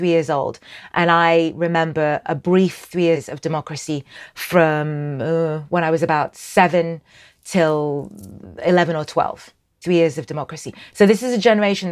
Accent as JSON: {"language": "English", "country": "Sudan", "said": "I'm from Sudan."}